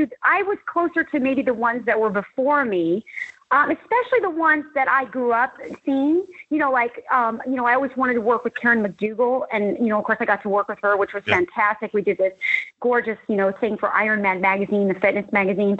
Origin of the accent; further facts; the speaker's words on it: Scottsdale, Arizona, United States; I grew up in Scottsdale, Arizona